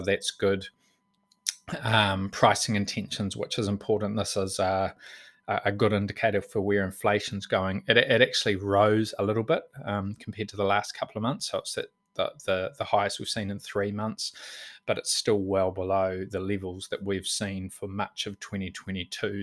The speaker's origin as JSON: {"language": "English", "region": "Auckland", "country": "New Zealand", "tie": "born or raised there", "moved": "yes", "lives_now": "Bay of Plenty, New Zealand", "said": "I was born in Auckland and, um, went to primary school there"}